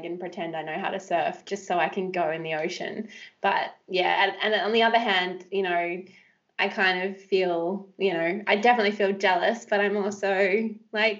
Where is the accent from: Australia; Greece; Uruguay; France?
Australia; Western Australia; I grew up in West Australia, ocean born, love the surf